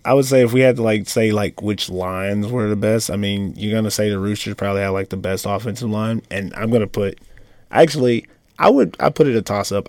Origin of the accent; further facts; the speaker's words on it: United States; moved away as an adult; now in Finland; I'm an American